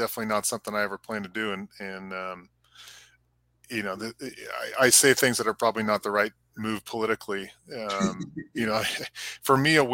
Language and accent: English; Marin County, Northern California, United States; moved away as an adult; now in Laguna Niguel, United States; I grew up in Northern California in Marin County